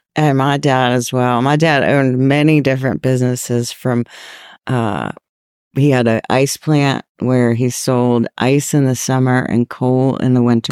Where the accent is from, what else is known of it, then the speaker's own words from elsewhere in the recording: Virginia, United States; moved away as an adult; now in North Carolina, United States; I grew up in Virginia